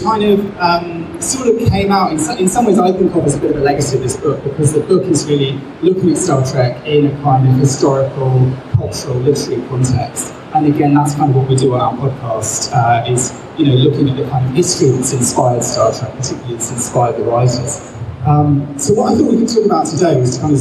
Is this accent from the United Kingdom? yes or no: yes; England, United Kingdom; as an English person